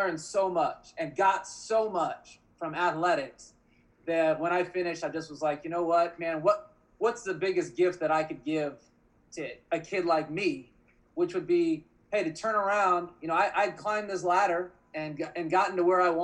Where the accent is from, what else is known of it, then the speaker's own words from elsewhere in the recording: Oregon, United States; I grew up in Oregon